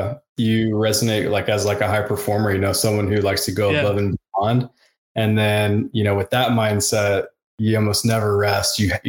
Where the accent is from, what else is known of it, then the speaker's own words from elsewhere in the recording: Charlotte, North Carolina, United States; So I grew up in North Carolina. I grew up in Charlotte, North Carolina.